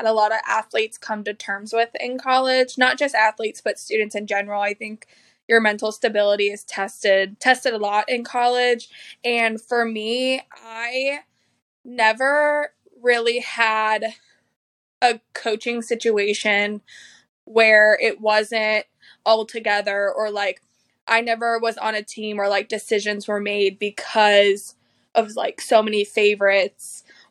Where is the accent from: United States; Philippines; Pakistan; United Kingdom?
United States; Tampa, Florida; I'm from Tampa, Florida